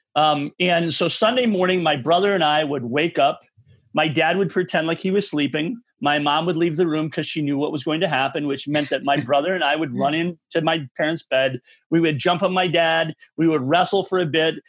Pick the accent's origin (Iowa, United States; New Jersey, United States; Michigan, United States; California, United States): Michigan, United States; moved away as an adult; now in Minnesota, United States; I'm originally from Michigan